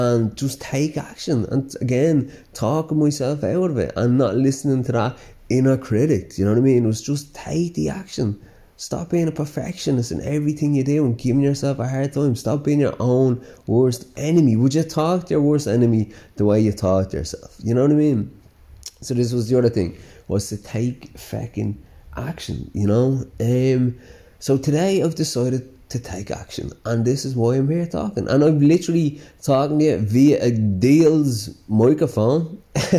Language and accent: English; Dublin, Leinster, Ireland; accent: Dublin; I grew up with this bit of a Dublin accent, but so yeah, I have a bit of a Dublin twang, and I am very proud of my Dublin accent